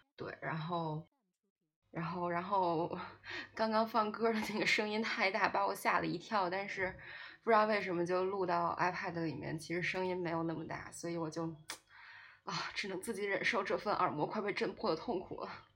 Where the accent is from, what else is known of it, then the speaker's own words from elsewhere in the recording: China; 我是个中国人